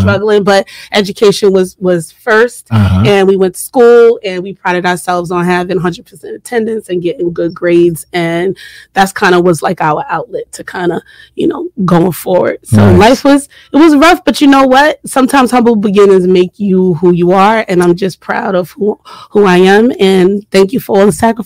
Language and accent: English; New York City, New York, United States; I rep Southside Jamaica, Queens all day